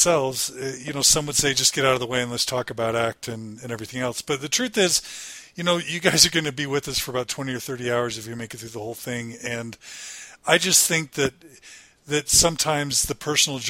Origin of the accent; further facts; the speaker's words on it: Katy, Texas, United States; moved away as an adult; also born or lived in Utah / Guatemala; I grew up in Katy, Texas